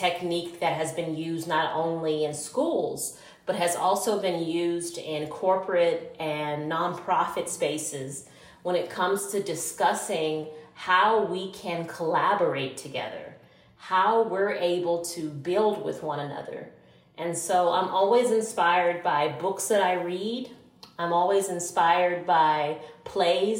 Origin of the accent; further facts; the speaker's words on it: Port Arthur, Texas, United States; I grew up in Port Arthur, Texas, which is a very small refinery town